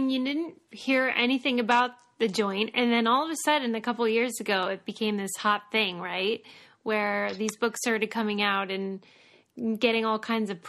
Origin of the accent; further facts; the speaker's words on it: Pittsburgh, Pennsylvania, United States; I'm from Pittsburgh, so I'm sort of like, you know, adjacent to the region.